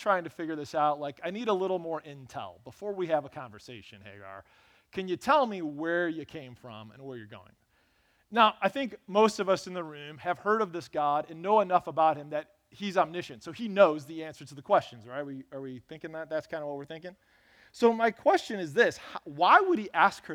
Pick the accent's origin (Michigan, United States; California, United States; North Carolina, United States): Michigan, United States; Lansing; I grew up on Burnham Avenue in Lansing